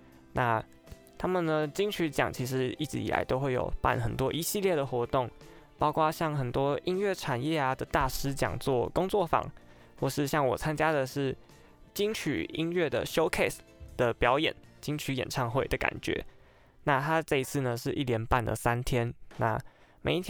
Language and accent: Chinese; northern Taiwan, Taiwan; 因为我本身是北部人，所以也很少有机会可以到南部去这样走走看看。